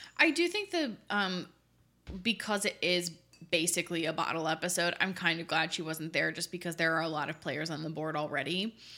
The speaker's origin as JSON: {"language": "English", "region": "Michigan", "country": "United States", "said": "We are from Michigan"}